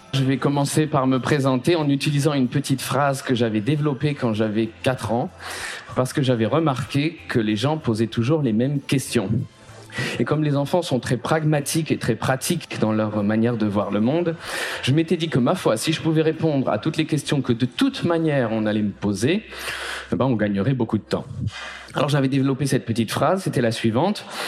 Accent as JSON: {"language": "French", "town": "Paris", "region": "Île-de-France", "country": "France", "tie": "born or raised there", "said": "là où j'ai grandi, j'ai grandi à Paris"}